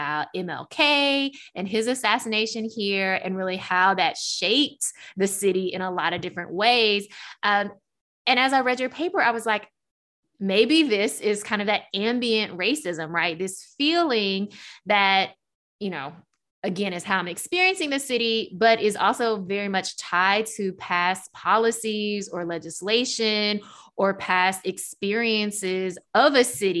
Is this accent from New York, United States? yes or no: no; Memphis, Tennessee, United States; moved away as an adult; also born or lived in Washington, D.C.; I am originally from Memphis